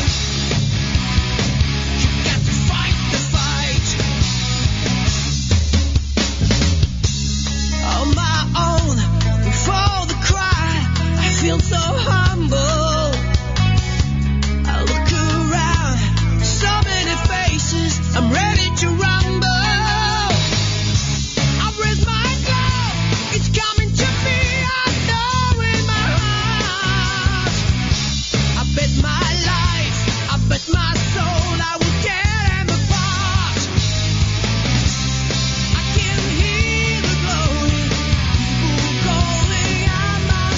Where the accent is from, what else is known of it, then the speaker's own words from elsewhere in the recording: England, United Kingdom; I'm English